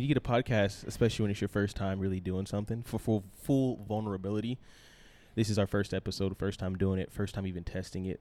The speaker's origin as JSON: {"language": "English", "region": "East Coast", "country": "United States", "said": "I am also from the East Coast"}